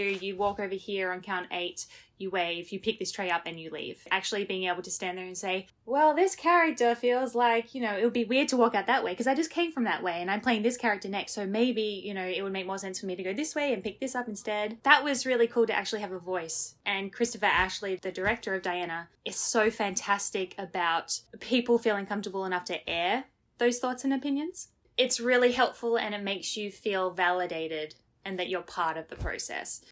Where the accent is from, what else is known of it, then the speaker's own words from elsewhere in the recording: Australia; moved away as an adult; now in Jersey City, United States; as an Australian